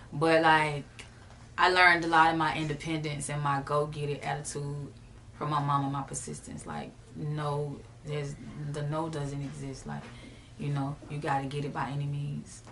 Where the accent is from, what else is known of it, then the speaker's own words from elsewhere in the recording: Jacksonville, Florida, United States; I'm from the rawest city in Florida for real. Mm-hmm. Uh, Jacksonville, Florida, Duval County